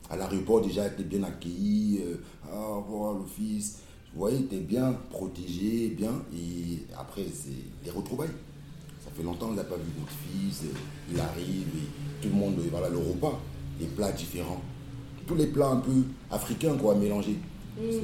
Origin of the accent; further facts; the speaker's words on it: Cameroon; born there; Euh, déjà, dû le passer au Cameroun, quoi, dans mon pays natal.